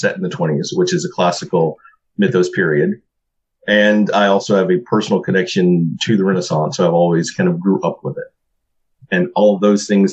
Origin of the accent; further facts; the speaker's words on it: Alabama, United States; growing up in Alabama, for me, I never had a lot of money